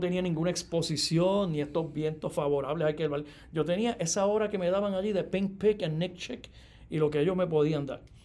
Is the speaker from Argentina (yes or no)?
no; Yabucoa, Puerto Rico; nací en el pueblo de Yabucoa, allá en el área este, para el 1965